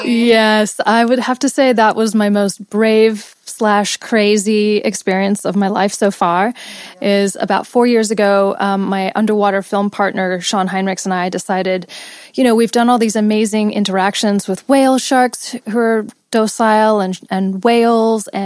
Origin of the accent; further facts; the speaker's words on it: Los Angeles, California, United States; also born or lived in England / India / Australia; I was born in England, grew up in Los Angeles, then spent years in India in a meditation ashram, then moved to Australia, which I spent most of my life, and then came back to LA 10 years ago.